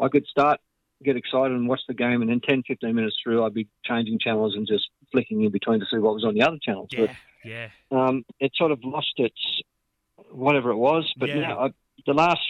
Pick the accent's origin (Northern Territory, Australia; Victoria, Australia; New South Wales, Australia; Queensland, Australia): New South Wales, Australia; Sydney; growing up in Mount Pritchard, I played soccer first couple of years